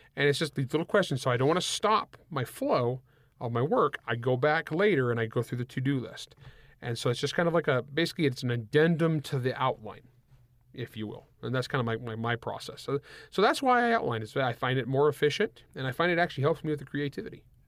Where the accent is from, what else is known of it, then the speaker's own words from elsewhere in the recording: El Nido, California, United States; I grew up in the San Joaquin Valley of California